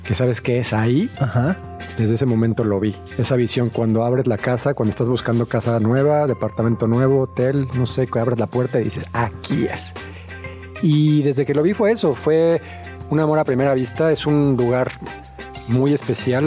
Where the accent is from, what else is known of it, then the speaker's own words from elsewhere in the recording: Mexico City, Mexico; yo soy de Ciudad de México